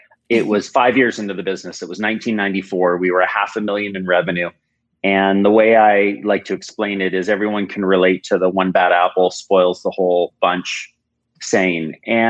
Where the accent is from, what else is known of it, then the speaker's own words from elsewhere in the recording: United States; born there; I was born in the United States.